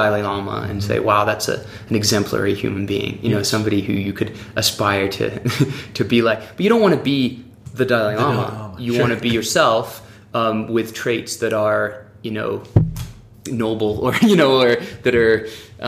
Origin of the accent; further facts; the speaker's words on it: France; moved away as an adult; also born or lived in Oxford, England / Durango, Colorado; now in United States; I grew up in France. My parents moved to France when I was 6 years old